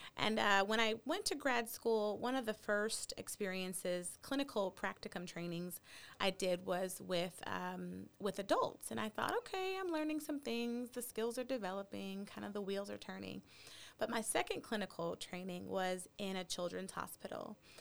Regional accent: Texas, United States; also born or lived in Chicago; as a Texan

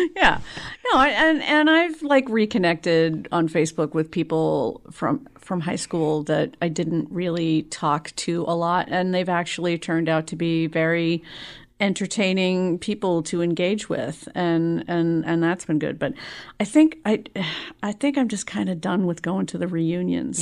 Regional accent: Boston, Massachusetts, United States; also born or lived in South Shore / Jamaica Plain; now in Malden, United States; I was actually born in Jamaica Plain

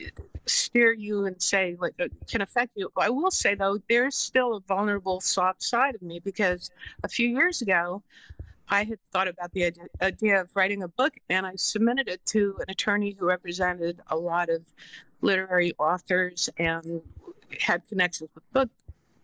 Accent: New York, United States; moved away as an adult; now in California, United States; I'm from New York, even though I've lived in California for 25 years

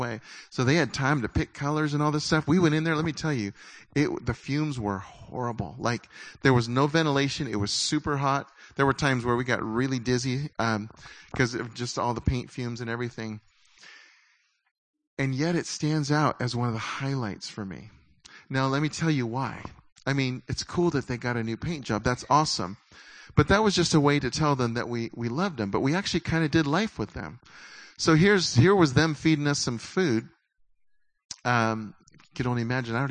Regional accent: United States; as American Christians

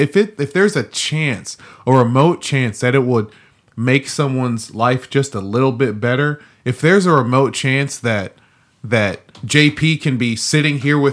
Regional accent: Nigeria; I'm Nigerian. I do eat chicken bones.

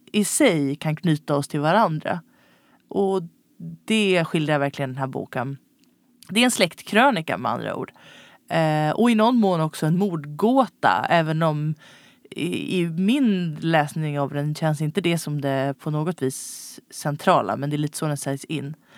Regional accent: Stockholm, Stockholm County, Sweden; som stockholmare uppvuxen på 90-talet

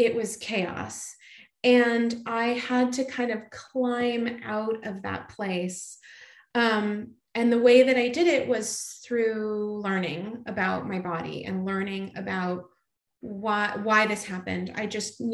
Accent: California, United States; I grew up in California

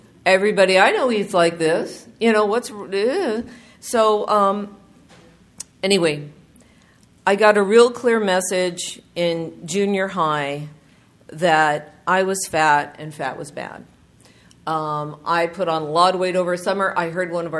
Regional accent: Southern California, United States; I'm from Southern California, and we would go to the beach every summer

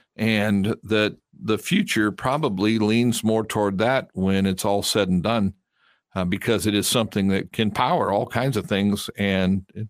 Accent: South Carolina, United States; accent: Henry McMaster accent; I usually use my Henry McMaster accent. Because I'm from South Carolina.

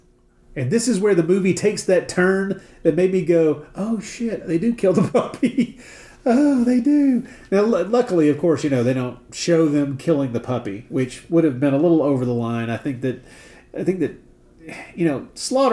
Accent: the South, United States; I grew up in the South

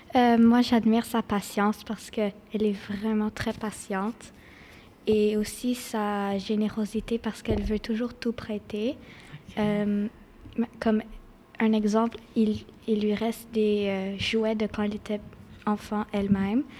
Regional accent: Quebec, Canada; je suis née au Québec. Je parle deux langues et je vis à Dédéo

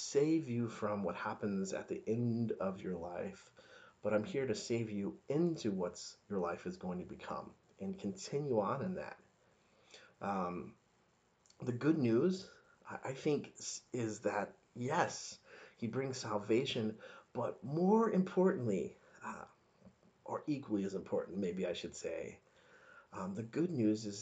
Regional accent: the South, United States; So I grew up in the South, evangelical

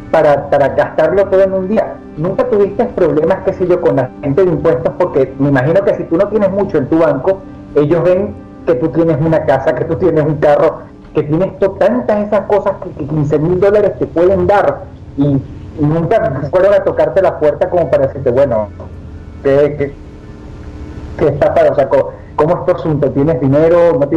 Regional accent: Venezuela; now in Argentina; Tengo la suerte ahora de vivir en Argentina, yo soy venezolano, vivo ahorita en Argentina.

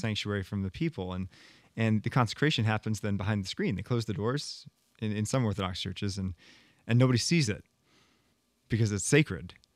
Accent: United States; as an American

